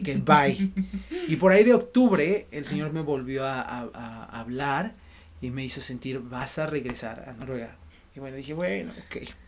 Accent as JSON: {"language": "Spanish", "region": "Mexico City", "country": "Mexico", "said": "soy de aquí de la Ciudad de México, del centro"}